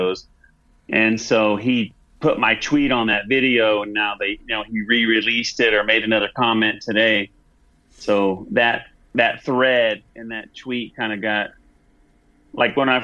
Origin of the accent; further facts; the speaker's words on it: Oklahoma, United States; moved away; I grew up in Oklahoma, so I'm a Sooners fan